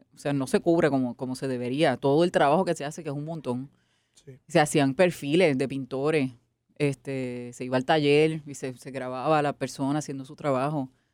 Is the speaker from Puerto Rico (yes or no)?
yes; Guaynabo, Puerto Rico; also born or lived in New York City, United States; yo soy del campo, yo soy de Guainabo, pero de Guainabo casi llegando a Aguas Buenas. Okay. Guaynabo City Uptown. este, eh, y me crié en una casa de una familia trabajadora.